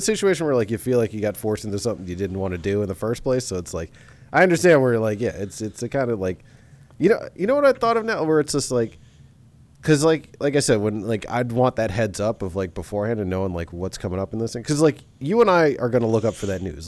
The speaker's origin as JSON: {"language": "English", "region": "New York", "country": "United States", "tie": "born or raised there", "said": "growing up in New York"}